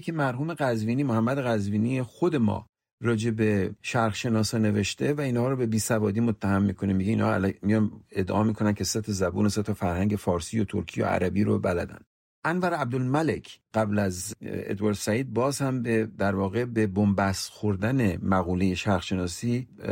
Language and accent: Persian; southern Iran, Iran; first language Persian; moved away as an adult; now in United States; من ایرونی هستم من مثلا از جنوب ایران اومدم